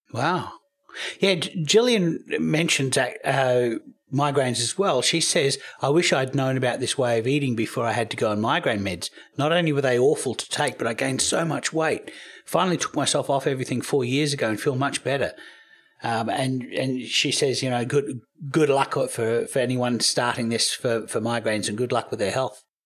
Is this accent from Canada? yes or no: no; Australia; moved away as an adult; also born or lived in United States; I'm, I'm Australian. We don't have Thanksgiving in Australia, but I lived in America for eight years